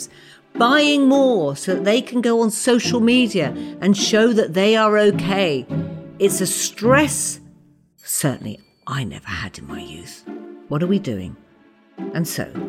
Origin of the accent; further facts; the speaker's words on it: Watford, East of England, United Kingdom; My parents arrived in Watford in the late 50s as Irish immigrants and soon had a family of five to raise